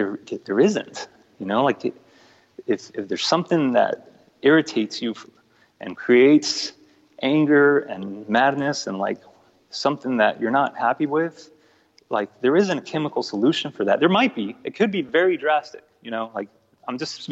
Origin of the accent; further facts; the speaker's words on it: El Paso, Texas, United States; also born or lived in Mexico City, Mexico; growing up in El Paso and, you know, my family and I migrating here from Mexico City to El Paso when I was a kid.